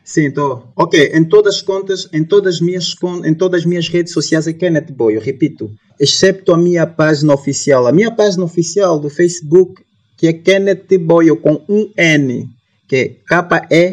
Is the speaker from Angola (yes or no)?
yes; Luanda, Luanda Province, Angola; also born or lived in Soyo, Zaire Province, Angola; nasci na província do Zaire, município do Soio. Portanto, cresci em Luanda